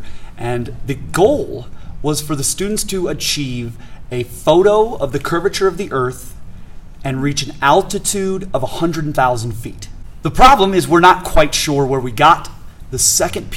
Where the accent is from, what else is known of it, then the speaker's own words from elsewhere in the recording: St. Louis, Missouri, United States; moved away as an adult; now in Eagle County, Colorado, United States; I'm from St. Louis, Missouri, and attended the University of Missouri.